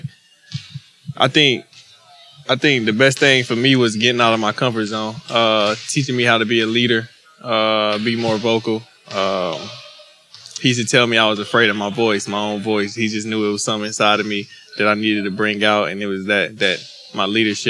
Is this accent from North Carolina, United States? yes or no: yes; North Carolina, United States; moved away; I'm from North Carolina.